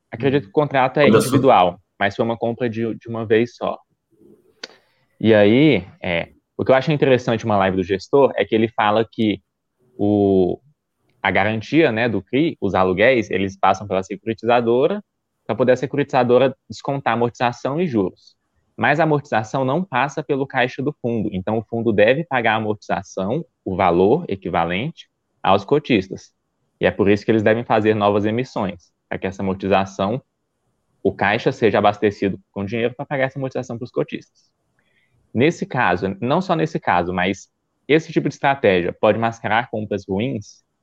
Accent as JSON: {"language": "Portuguese", "town": "Goiânia", "region": "Goiás", "country": "Brazil", "said": "Eu sou de Goiânia, Goiás."}